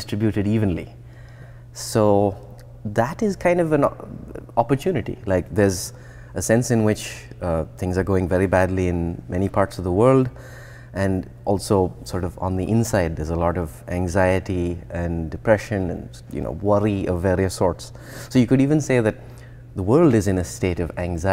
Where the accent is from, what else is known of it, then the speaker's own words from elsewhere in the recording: India; moved away as an adult; also born or lived in New Jersey, United States / Columbia, South Carolina, United States; now in Boston, United States; So I grew up in India, but I also grew up in the US